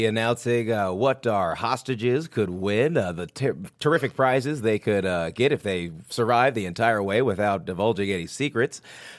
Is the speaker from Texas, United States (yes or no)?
no; Oklahoma, United States; I am very excited to be here. I'm from Oklahoma.